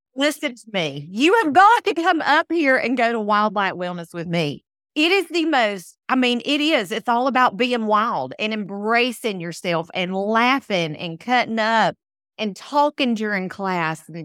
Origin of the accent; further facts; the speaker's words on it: United States; accent: Southern; I grew up in the country, I grew up in Wilkes County